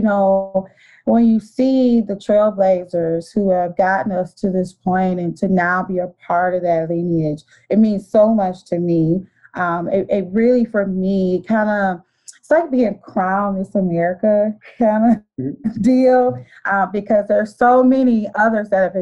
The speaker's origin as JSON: {"language": "English", "town": "Detroit", "region": "Michigan", "country": "United States", "tie": "born or raised there", "said": "I was born and raised in Detroit, Michigan. Still live here."}